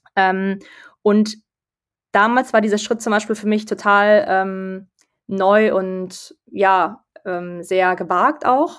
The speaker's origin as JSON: {"language": "German", "region": "Berlin", "country": "Germany", "also_born_or_lived": "London", "said": "ich komme aus Berlin, ursprünglich"}